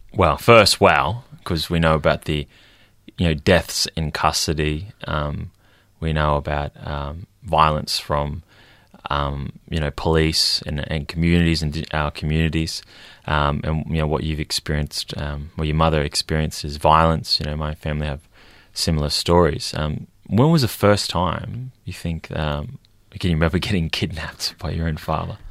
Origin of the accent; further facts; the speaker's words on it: Queensland, Australia; now in Victoria, Australia; I met him down here in Victoria, even though we're both from Queensland